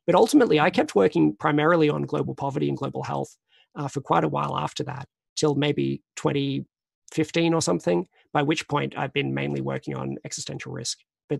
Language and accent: English; Australia; moved away as an adult; now in Oxford, United Kingdom; I came to Oxford from Australia in 2003.